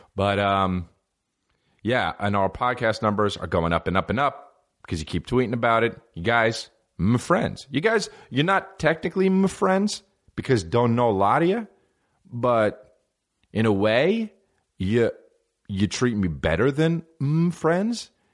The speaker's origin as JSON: {"language": "English", "region": "New Jersey", "country": "United States", "said": "I'm from New Jersey"}